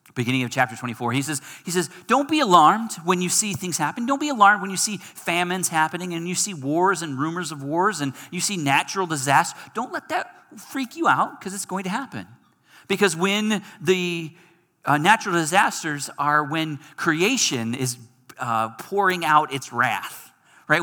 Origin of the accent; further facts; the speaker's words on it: Michigan, United States; moved away; I'm from Michigan